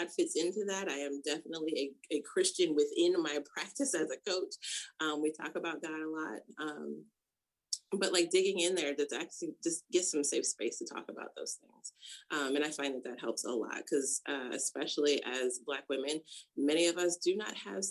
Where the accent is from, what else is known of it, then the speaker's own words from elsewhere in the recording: Rochester, New York, United States; moved away as an adult; also born or lived in California; I grew up in Rochester, New York